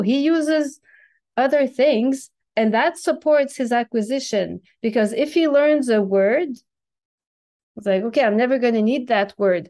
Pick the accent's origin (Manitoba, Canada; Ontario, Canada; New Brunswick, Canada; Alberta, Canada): New Brunswick, Canada; first language French; English is a second language; moved away as an adult; also born or lived in Quebec / China / Europe; I was born in Quebec, but I grew up in a small province east of Quebec, New Brunswick